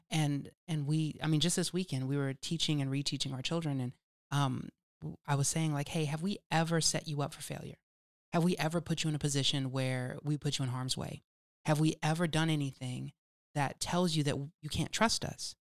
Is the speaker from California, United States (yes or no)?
yes; California, United States; accent: California; my California accent isms